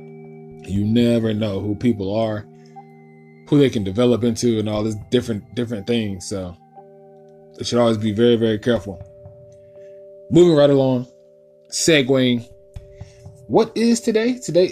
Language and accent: English; Winston-Salem, North Carolina, United States; my home, to my hometown, Winston-Salem